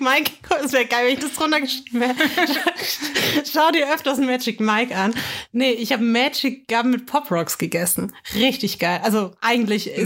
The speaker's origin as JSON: {"language": "German", "region": "Bavaria", "country": "Germany", "said": "bei uns in Bayern"}